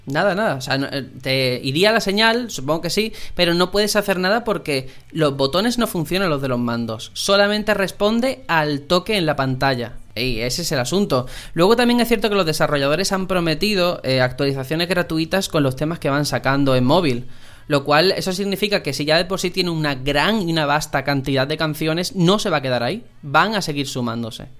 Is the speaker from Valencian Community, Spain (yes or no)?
no; Algeciras, Andalusia, Spain; moved away; mi tierra, Algeciras